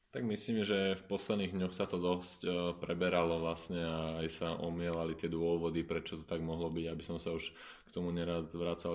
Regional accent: Bratislava, Bratislava Region, Slovakia; ja som chalan z Bratislavy a a niektorých ľudí priamo z toho teda nášho kotlu poznám e, osobne, niektorými som vyrastal

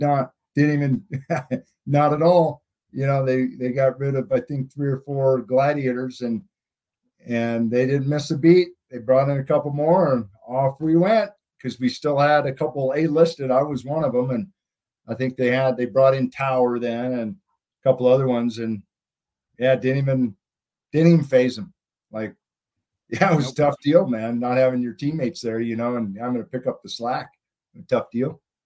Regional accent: Montana, United States; I'm from Montana

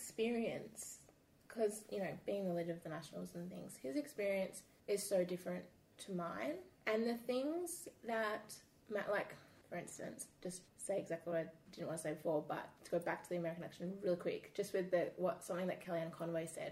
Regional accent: Perth, Western Australia, Australia; living in Australia, being an Australian

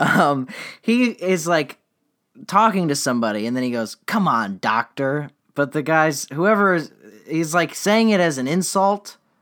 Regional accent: Florida, United States; I'm from Florida

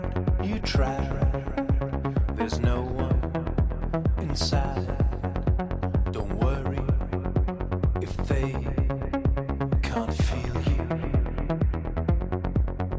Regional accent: Cork, Munster, Ireland; moved away as an adult; now in Sweden; I'm from Cork

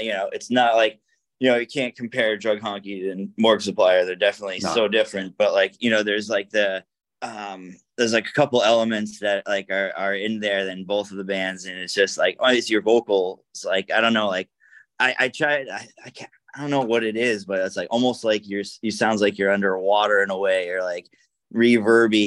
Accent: New Hampshire, United States; now in Connecticut, United States; I grew up in New Hampshire, but I'm in Connecticut now.

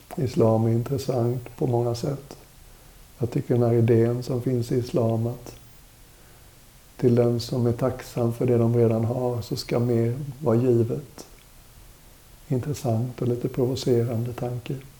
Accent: Sweden; also born or lived in India; Som väluppfostrad svensk

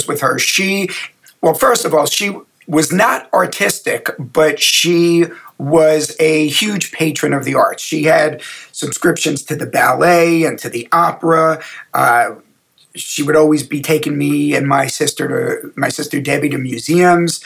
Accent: United States; moved away; I grew up in the New York, New Jersey area

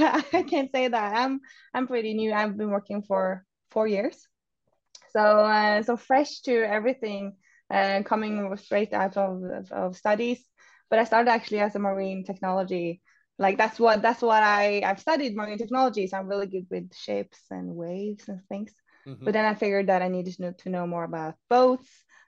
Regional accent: Oslo, Norway; English is a second language; I'm from Norway, so Oslo based.

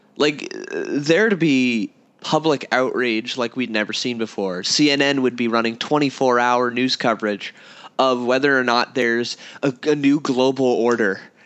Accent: United States; I'm an American

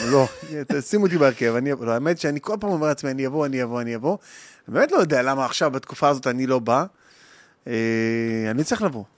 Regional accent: Lod, Central District, Israel; גדלתי בלוד, בבית קטן, שלושה כיווני ירי, בשכונת נווה דמים

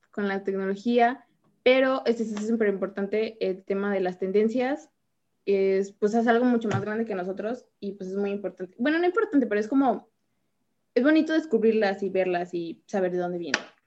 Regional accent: Mexico; aquí en, México

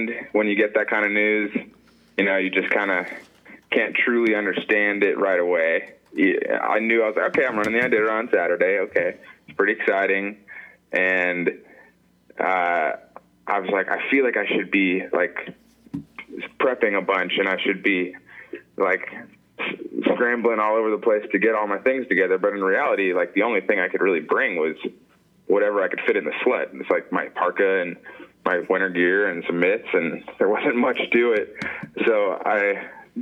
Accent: Atlanta, Georgia, United States; moved away as an adult; now in Alaska, United States; I'm from Atlanta, Georgia, and I've been up in Alaska mushing sled dogs for 5 years

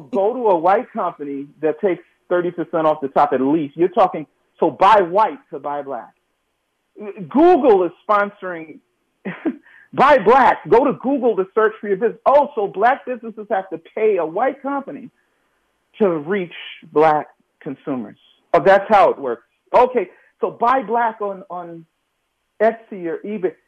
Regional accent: New York City, New York, United States; I'm from New York City. I'm born in the projects in Brooklyn and grew up in New York, grew up in Queens after

